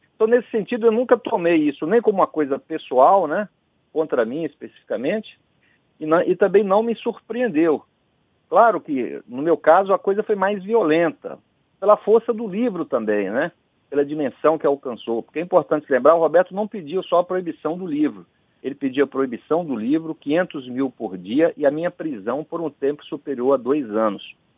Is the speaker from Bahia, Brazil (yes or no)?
yes; Vitória da Conquista, Bahia, Brazil; eu cresci ouvindo rádio, né, Renato? Eu sou, assim, minha casa não tínhamos televisão, não tínhamos toca-disco, mas havia o rádio. Na época, lá em Vitória da Conquista